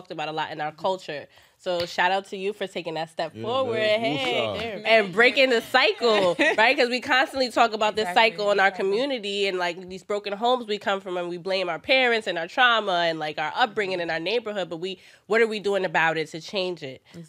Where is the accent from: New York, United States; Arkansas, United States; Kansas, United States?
New York, United States; New York City; I grew up, I'm from the Bronx